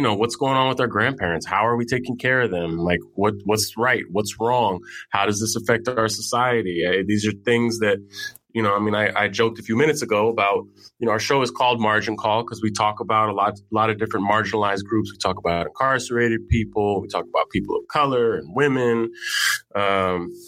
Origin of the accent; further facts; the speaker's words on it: San Francisco, California, United States; now in New York, United States; I grew up in San Francisco. I live in New York